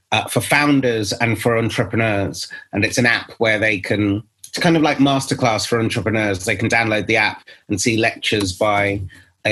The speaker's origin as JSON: {"language": "English", "region": "England", "country": "United Kingdom", "said": "I'm from England"}